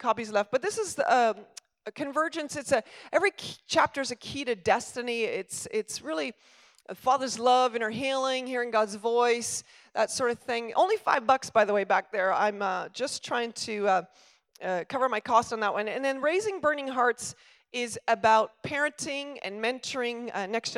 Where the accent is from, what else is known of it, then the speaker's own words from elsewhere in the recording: Stratford, Ontario, Canada; my hometown is their hometown, which is Stratford